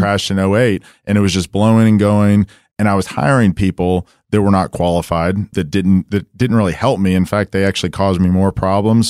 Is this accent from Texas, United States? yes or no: yes; Dallas, Texas, United States; I come from Dallas, uh, went to Saint Mark's, you know, went to S M U